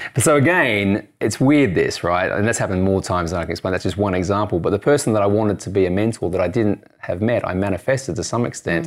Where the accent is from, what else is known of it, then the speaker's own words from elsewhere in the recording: Australia; moved away as an adult; also born or lived in United States; now in United Kingdom; I'm Australian and I live in the U K